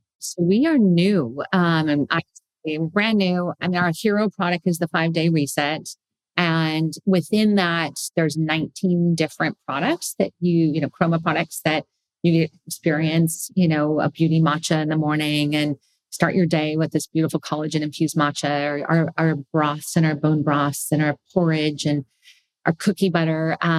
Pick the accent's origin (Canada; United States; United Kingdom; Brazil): United States; California; I'm a foodie. I mean, I came from the Bay Area, for God's sake.